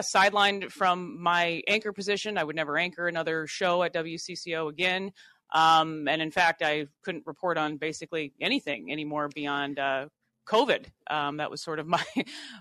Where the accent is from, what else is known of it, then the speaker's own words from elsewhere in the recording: Worthington, Minnesota, United States; being a Minnesota native, I grew up in Worthington, Minnesota